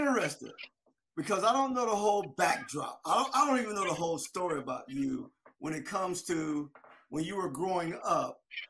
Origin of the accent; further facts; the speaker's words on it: Delray Beach, Florida, United States; I'm from Delray Beach, which I'm from Palm Beach County, right?